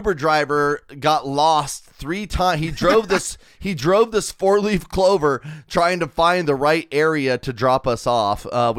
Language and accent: English; Wichita, Kansas, United States; moved away; I'm from Wichita, and ICT sucks balls.